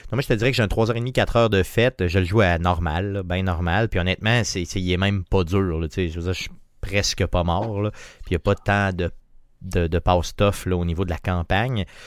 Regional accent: Quebec, Canada; chez nous au Québec

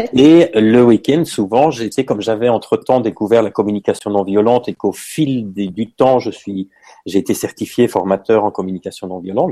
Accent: Belgium; moved away as an adult; now in Paris, France; je suis belge hein, parce que je tiens à ça. Voilà, c'est, je suis né en Belgique, j'ai vécu en Belgique

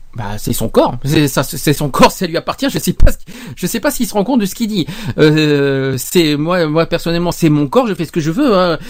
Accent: France

